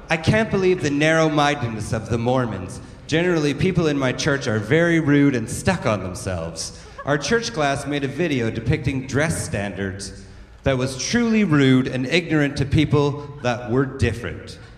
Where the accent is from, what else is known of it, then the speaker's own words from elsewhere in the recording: Alberta, Canada; now in Toronto, Canada; I grew up in the Bible Belt of uh, southern Alberta, and uh, well, even as a little kid, I always wanted to grow up and move to a big city like Toronto.